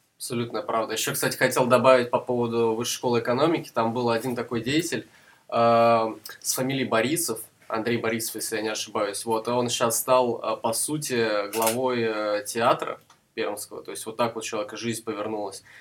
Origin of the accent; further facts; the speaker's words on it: Perm, Perm Krai, Russia; moved away; also born or lived in Saratov; я родился не в Перми, но большую часть своей жизни я как бы связал именно с этим городом